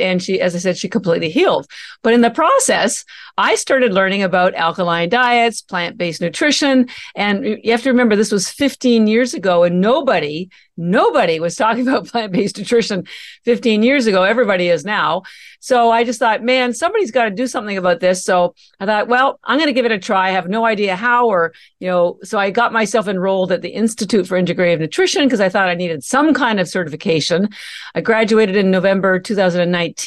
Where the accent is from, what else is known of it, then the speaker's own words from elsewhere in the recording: Canada; moved away as an adult; now in Boston, United States; First of all, I'm Canadian. And I mentioned that because all my education, I have an MBA and all my education and family are still in Canada